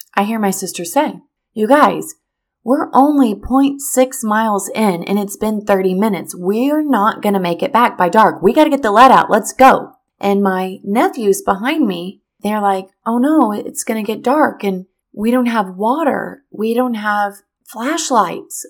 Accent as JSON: {"language": "English", "region": "Missouri", "country": "United States", "tie": "born or raised there", "moved": "as an adult", "lives_now": "Florida, United States", "said": "in Missouri. That's my hometown. That is where I'm from."}